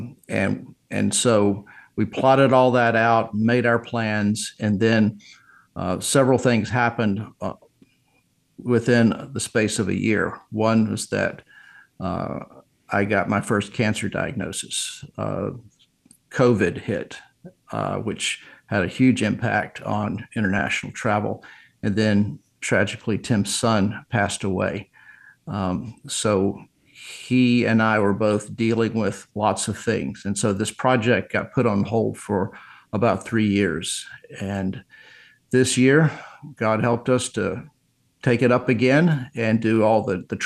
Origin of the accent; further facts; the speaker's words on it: Virginia, United States; I go back to my hometown in Virginia and found my house that I grew up, where I grew up